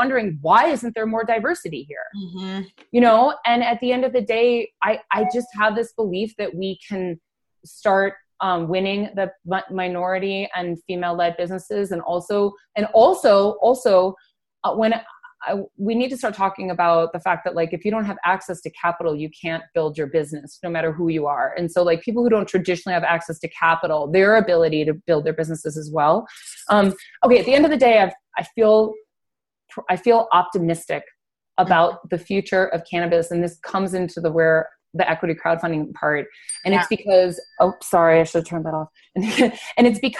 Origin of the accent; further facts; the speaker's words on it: Denver, Colorado, United States; I'm from Denver, Colorado